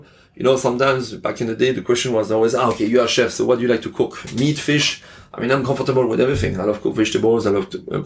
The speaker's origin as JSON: {"language": "English", "area": "Alsace", "region": "Grand Est", "country": "France", "tie": "born or raised there", "also_born_or_lived": "Lyon, France / Cannes, France / Paris, France / Burgundy, France", "accent": "French", "second_language": "English", "moved": "as an adult", "lives_now": "Hong Kong", "said": "I work in Alsace, my hometown"}